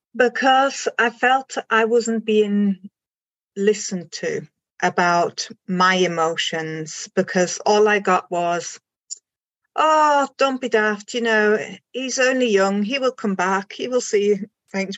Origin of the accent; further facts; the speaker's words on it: Germany; moved away as an adult; also born or lived in Isle of Anglesey, Wales; now in Anglesey, United Kingdom; I am originally from Germany and then I moved to the UK. This is going back now 23 years.